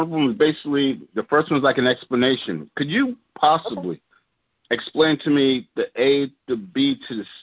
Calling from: New York, United States; I'm calling from New York.

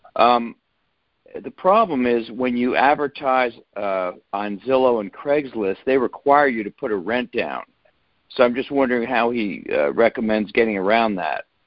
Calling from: Cincinnati, Ohio, United States; I'm calling from Cincinnati, Ohio

